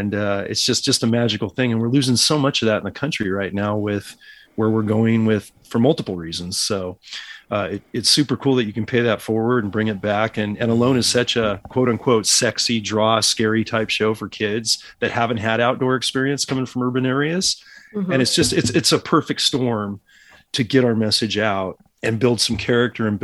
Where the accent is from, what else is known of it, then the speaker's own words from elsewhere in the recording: California, United States; moved away; back in California when I'm doing business in my home state